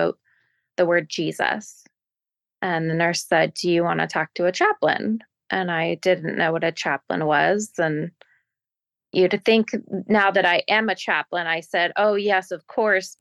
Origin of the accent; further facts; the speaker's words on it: Portland, Oregon, United States; I grew up where I still reside. My family settled in the Pacific Northwest a generation ago. I live in Portland, Oregon